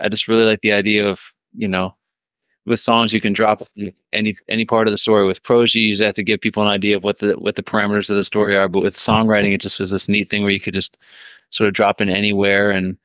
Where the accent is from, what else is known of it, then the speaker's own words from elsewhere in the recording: Minnesota, United States; I'm from Minnesota